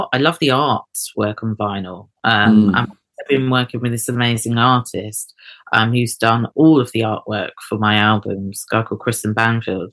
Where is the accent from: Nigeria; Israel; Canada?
Nigeria; Eket, Akwa Ibom; I was born in Eket, and they're Ibio people, south eastern coastal Nigeria.